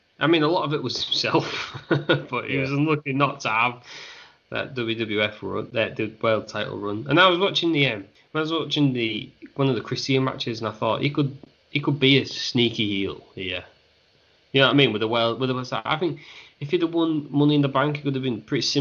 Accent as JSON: {"language": "English", "country": "United Kingdom", "said": "we're British"}